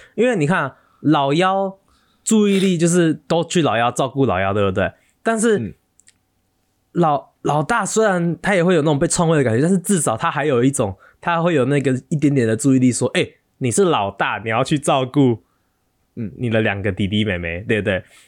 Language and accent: Chinese; Taiwan; moved away as an adult; 我们台湾人就那几个